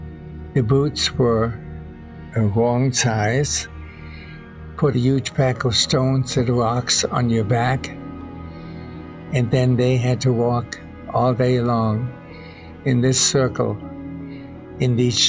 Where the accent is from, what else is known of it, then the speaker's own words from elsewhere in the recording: Germany; English is a second language; now in United States; I guess they found in my personal records that I was from Germany originally and that I spoke German.